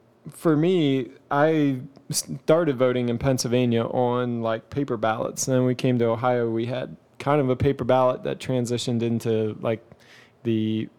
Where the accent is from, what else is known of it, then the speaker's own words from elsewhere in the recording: Canada; also born or lived in United States; But for me, I'm like, I'm Canadian and American. And I'm always like, can I be president?